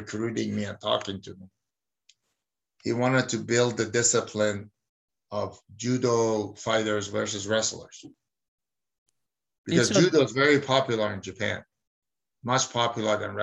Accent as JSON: {"language": "English", "country": "Iran", "tie": "born or raised there", "also_born_or_lived": "New Jersey / Arizona", "moved": "yes", "said": "I was born in Iran"}